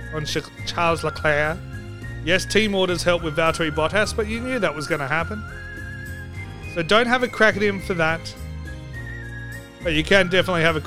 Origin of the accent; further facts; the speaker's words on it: Australia; I'm Australian